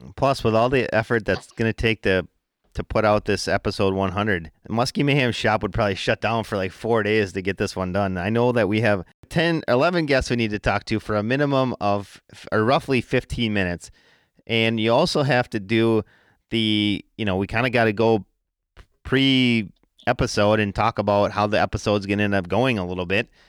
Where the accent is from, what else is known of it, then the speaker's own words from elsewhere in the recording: Wisconsin, United States; I am from Wisconsin